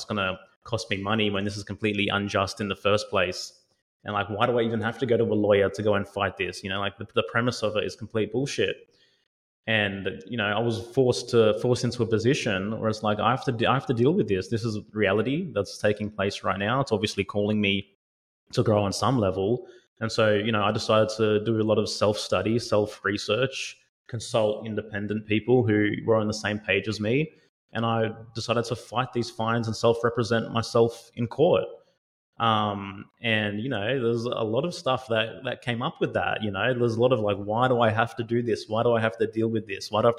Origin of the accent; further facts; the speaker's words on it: Australia; I'm Aussie, you know, I've lived in Australia most of my life